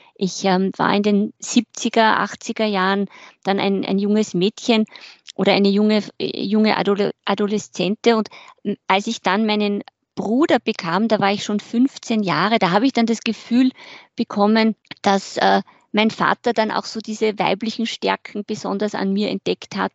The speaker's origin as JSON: {"language": "German", "region": "Carinthia", "country": "Austria", "tie": "born or raised there", "moved": "yes", "said": "Ich bin in Kärnten groß geworden"}